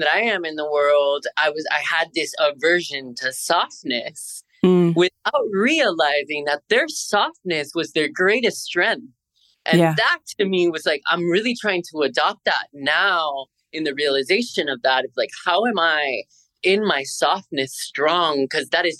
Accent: Miami, Florida, United States; I'm born and raised in Miami.

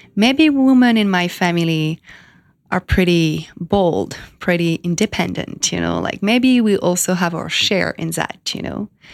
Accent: France; moved away as an adult; also born or lived in Miami / California; now in New York, United States; I was born in France 33 years ago.

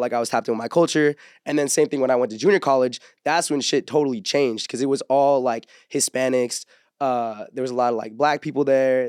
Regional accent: Orange County, California, United States; I grew up in like Orange County

